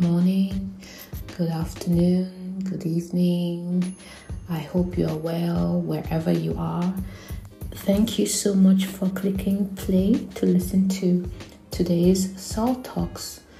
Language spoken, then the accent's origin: English; Nigeria; being Nigerian